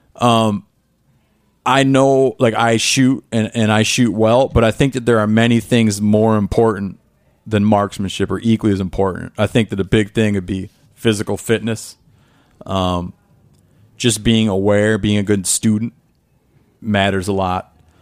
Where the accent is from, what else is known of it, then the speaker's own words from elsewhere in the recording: Northern Michigan, United States; I grew up in the Midwest